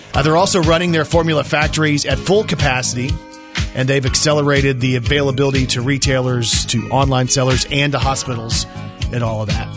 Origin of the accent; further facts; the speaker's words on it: Texas, United States; I grew up in Texas